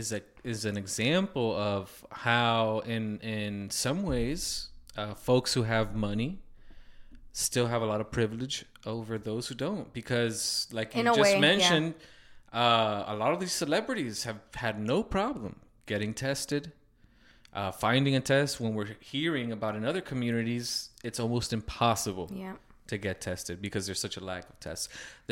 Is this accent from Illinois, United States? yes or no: no; Miami, Florida, United States; We're from Miami, so we've been through hurricanes.